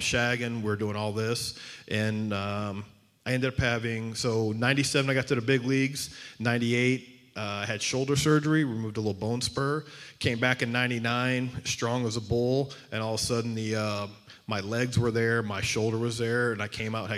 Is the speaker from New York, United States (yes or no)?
no; Southeast Texas, United States; moved away as an adult; also born or lived in Phoenix, Arizona; I grew up in Southeast Texas, so I grew up in the heat and humidity of Texas